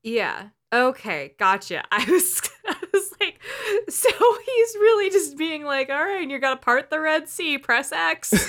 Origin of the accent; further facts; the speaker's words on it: El Cerrito, California, United States; I had a Chuck E. Cheese down the street from me growing up in El Cerrito